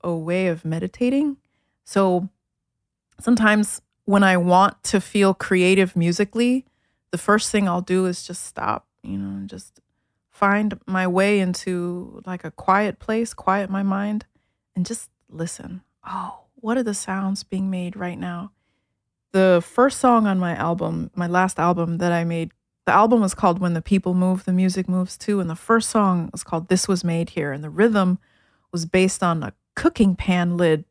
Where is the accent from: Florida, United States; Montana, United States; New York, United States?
New York, United States; New York City; also born or lived in Addis Ababa, Ethiopia / Germany; I grew up in Brooklyn